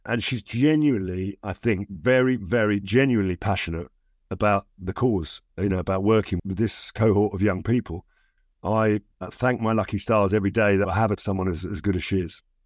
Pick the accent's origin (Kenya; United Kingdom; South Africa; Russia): United Kingdom; London; also born or lived in Barnes, south-west London; I grew up in the East End of London for six, seven years of my life.